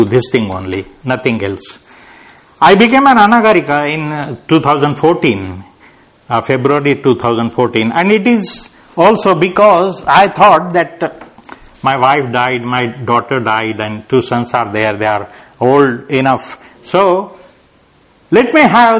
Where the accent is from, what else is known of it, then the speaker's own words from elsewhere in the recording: Nanded, Maharashtra, India; moved away as an adult; also born or lived in Pune / Hyderabad; I went to my hometown and I started a center there. Then I went to Hyderabad and I started a center there. So my journey was like this, coming to Pune, then going to Nanded